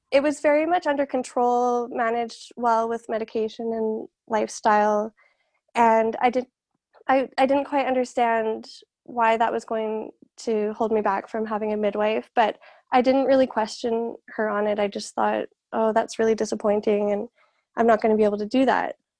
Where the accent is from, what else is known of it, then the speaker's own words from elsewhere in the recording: Calgary, Alberta, Canada; I'm from Calgary